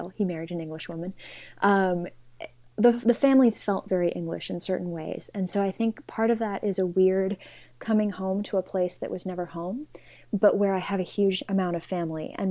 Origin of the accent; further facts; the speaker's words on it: Los Angeles, California, United States; moved away as an adult; also born or lived in New York City; now in London, United Kingdom; So I was born and raised in Los Angeles